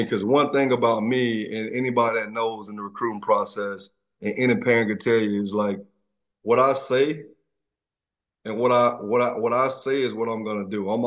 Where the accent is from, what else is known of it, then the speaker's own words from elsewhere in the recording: Troy, Alabama, United States; I'm from Troy, Alabama, I'm a country boy